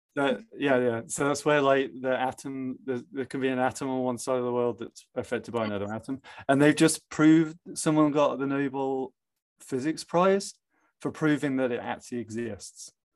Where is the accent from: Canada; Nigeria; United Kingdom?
United Kingdom; England; moved away; I'm from England, so a lot of family are abroad